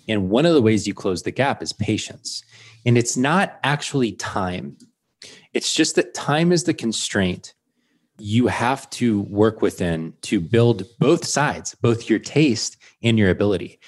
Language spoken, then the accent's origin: English; Georgia, United States; moved away; I'm from Georgia originally.